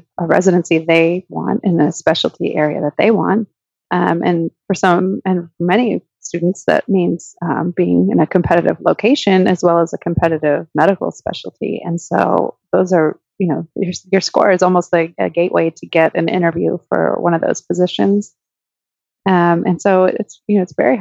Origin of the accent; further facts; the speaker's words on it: Canada; moved away as an adult; now in United States; I grew up in Canada, and I just came over to the US for medical school